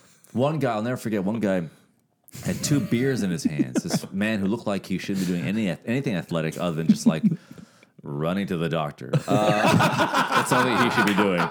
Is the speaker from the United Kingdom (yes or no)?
no; Toronto, Ontario, Canada; Toronto proper, right in the city